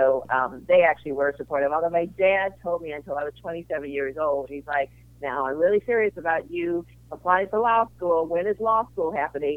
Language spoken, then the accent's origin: English; St. Louis, Missouri, United States; also born or lived in Chicago; I grew up in St. Louis, Missouri, and I went to school in Chicago